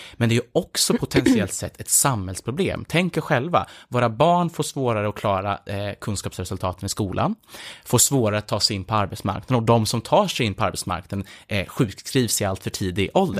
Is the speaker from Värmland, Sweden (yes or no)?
yes; Filipstad, Värmland, Sweden; i Filipstad, där jag växte upp